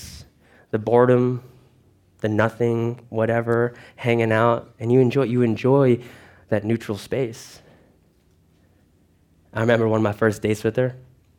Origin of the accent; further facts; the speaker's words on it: Lake Ronkonkoma, New York, United States; moved away as an adult; also born or lived in Philippines; now in Broward County, Florida, United States; I was raised in Long Island, New York